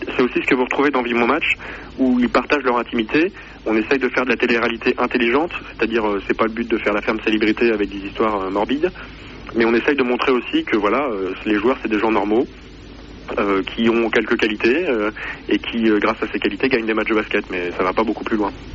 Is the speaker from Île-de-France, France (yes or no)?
no; Poitiers, Nouvelle-Aquitaine, France; je suis de Poitiers et que donc le club est à Poitiers